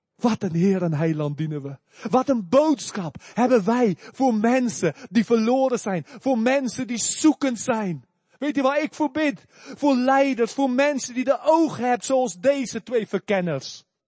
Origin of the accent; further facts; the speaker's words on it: South Africa; moved away; ik kom uit Zuid-Afrika.